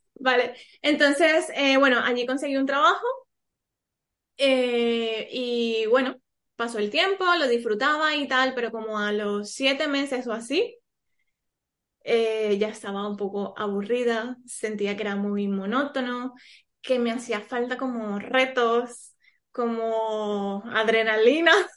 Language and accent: Spanish; Colombia; moved away as an adult; now in Spain; Yo soy colombiana y hace siete años vivo aquí en España, ahora también soy española.